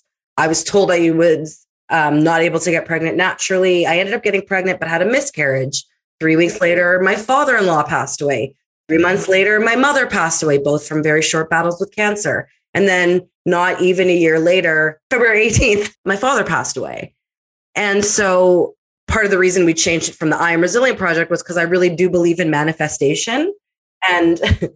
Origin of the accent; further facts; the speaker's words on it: Winnipeg, Manitoba, Canada; born and raised in Winnipeg, Manitoba, I am a child of divorce.